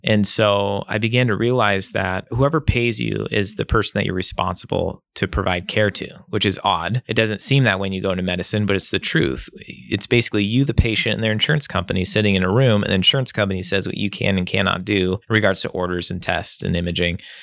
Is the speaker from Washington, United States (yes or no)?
yes; Nine Mile Falls, Washington, United States; I grew up in Nine Mile Falls, kind of just, uh, west of Spokane